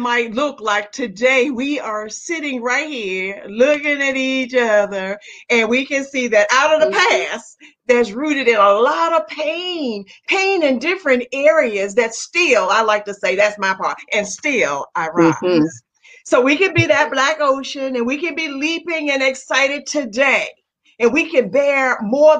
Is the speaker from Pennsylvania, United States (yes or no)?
no; Southern Virginia, United States; moved away as an adult; I wasn't in my hometown now. I was not in Southern Virginia